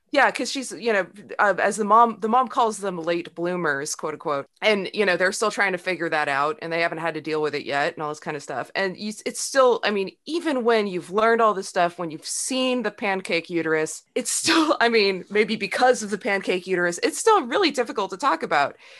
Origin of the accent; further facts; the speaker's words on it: Sacramento, California, United States; I grew up in Sacramento